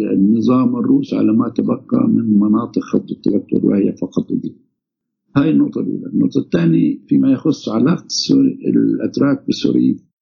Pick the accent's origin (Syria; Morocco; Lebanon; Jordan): Syria; نحن عندنا بسوريا